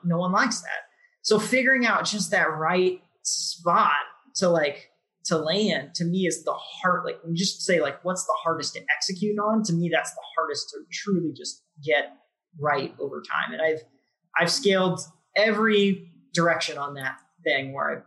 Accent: Jefferson City, Missouri, United States; So I grew up in Jeff City, Missouri, which is the capital of Missouri.

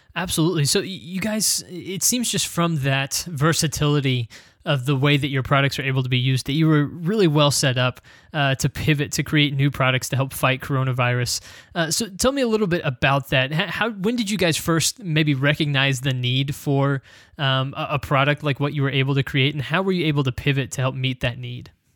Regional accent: United States; as an American

